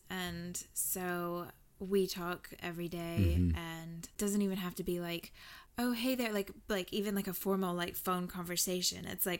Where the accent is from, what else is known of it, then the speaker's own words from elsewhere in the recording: Southern United States, United States; also born or lived in Wales; I'm from the South, y'all.